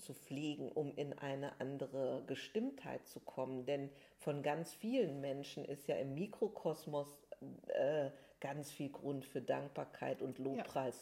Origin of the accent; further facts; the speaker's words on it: Germany; hier jetzt bei uns in Deutschland